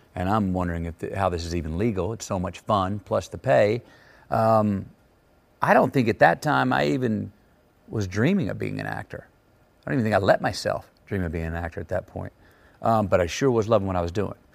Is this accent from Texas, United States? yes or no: yes; Texas, United States; the Texas I grew up in was not insular at all